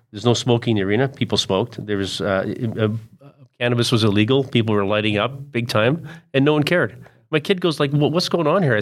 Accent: Kelowna, British Columbia, Canada; Growing up in Kelowna.

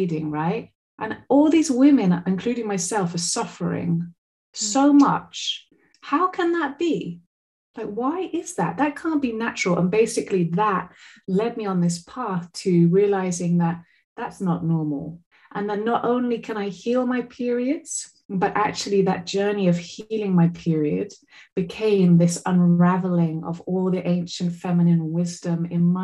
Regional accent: Glastonbury, South West England, United Kingdom; now in Portugal; when I was a little girl growing up in Somerset

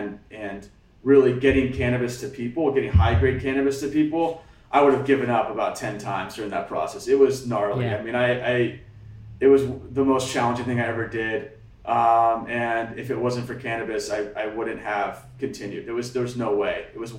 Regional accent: Hawaii, United States; I grew up on the Hamakua Coast, which is basically the area like north of Hilo on the eastern side of the Big Island.

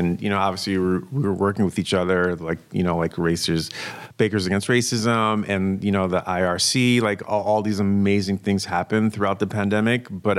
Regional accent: New York City, New York, United States; moved away as an adult; also born or lived in Brooklyn, New York; now in West Coast, United States; I was born in Brooklyn, raised in Queens.

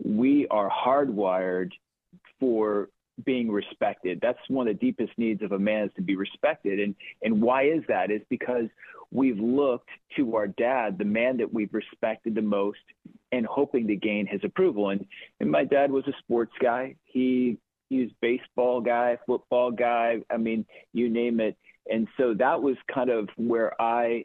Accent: Chicago, Illinois, United States; also born or lived in Quad Cities; I was born and raised in Chicago. Well, toggled back and forth between actually Quad Cities and Chicagoland

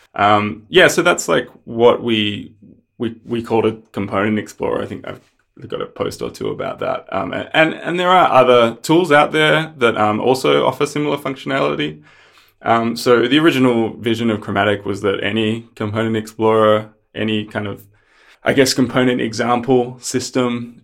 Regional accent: Australia; also born or lived in Melbourne; I'm from Australia, uh, live in Melbourne

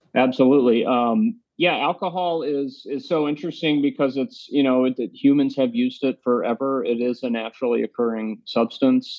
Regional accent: Tennessee, United States; moved away as an adult; now in New York City, United States; I grew up in Tennessee

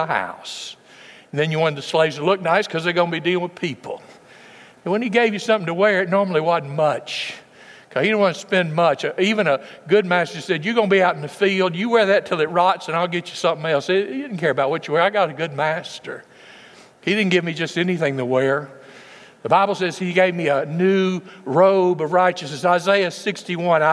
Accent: West Tennessee, United States; When I was a boy growing up in West Tennessee

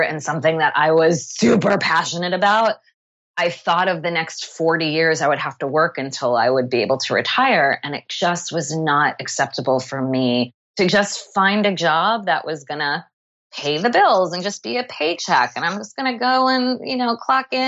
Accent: Long Island, New York, United States; moved away as an adult; now in Montclair, United States; I grew up on Long Island

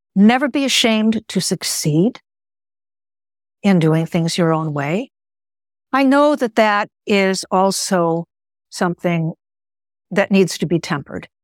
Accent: Chicago, Illinois, United States; first language Greek; English is a second language; moved away; also born or lived in New York City / Bangor, Maine; I was born in Chicago and went to school out here on the East Coast of the United States

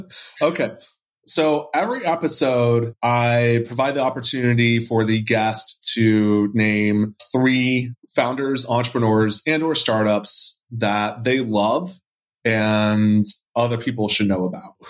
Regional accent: Texas, United States; as a Texan

